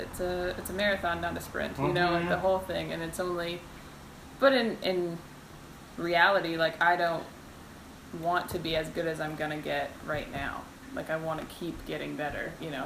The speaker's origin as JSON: {"language": "English", "town": "Renton", "region": "Washington", "country": "United States", "also_born_or_lived": "Seattle", "moved": "as an adult", "lives_now": "Los Angeles, United States", "said": "I'm from Renton."}